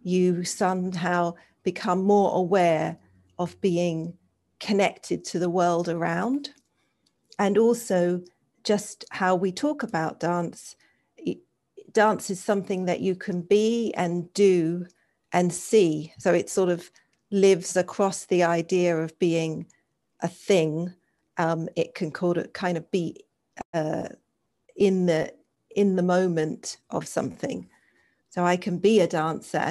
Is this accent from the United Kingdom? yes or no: yes; England, United Kingdom; I grew up in England